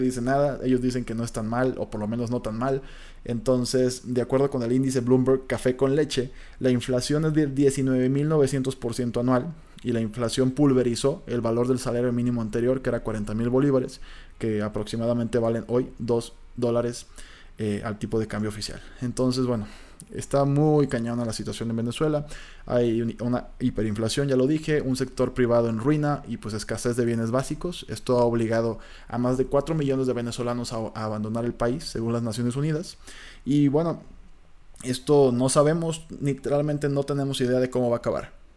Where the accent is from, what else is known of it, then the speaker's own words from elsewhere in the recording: Colima, Mexico; yo soy de Colima, entonces en Colima siempre hemos tenido